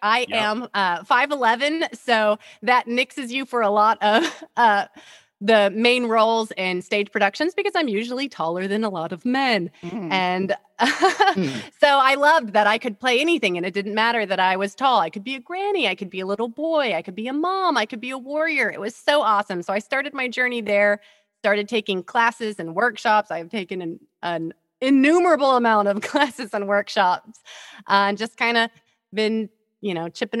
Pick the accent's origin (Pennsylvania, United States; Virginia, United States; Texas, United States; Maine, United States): Texas, United States; Houston; accent: Texas; now in Dallas, United States; I was born and raised in Houston, Texas. So that's the true origins there